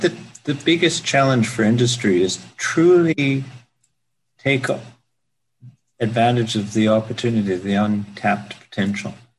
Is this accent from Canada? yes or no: yes; Vancouver, British Columbia, Canada; moved away as an adult; also born or lived in United Kingdom; I'm an architect, born and raised in the Vancouver area.